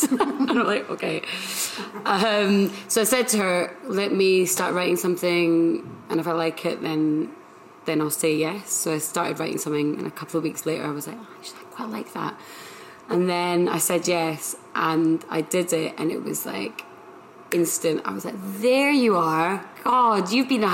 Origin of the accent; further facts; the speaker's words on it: Edinburgh, Scotland, United Kingdom; now in London, United Kingdom; I am from Edinburgh and I live in London